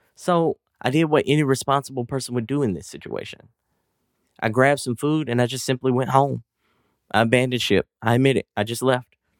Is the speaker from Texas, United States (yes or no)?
yes; East Texas, United States; accent: country drawl; I'm actually from East Texas, and all of us talk with that country drawl